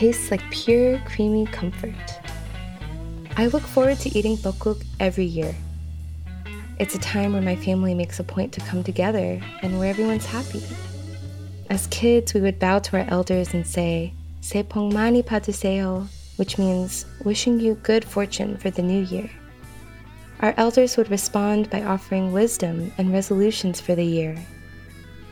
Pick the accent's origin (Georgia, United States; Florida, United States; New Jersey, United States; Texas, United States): Texas, United States; I grew up in Texas, but my roots are also Caribbean.